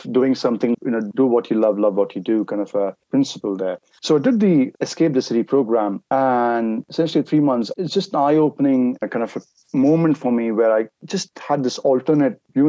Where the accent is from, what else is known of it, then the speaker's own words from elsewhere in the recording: India; moved away; I'm originally from India